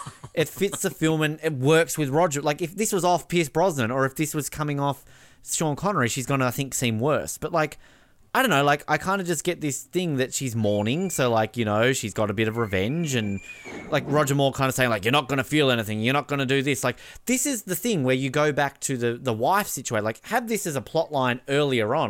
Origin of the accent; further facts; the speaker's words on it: Australia; as an Australian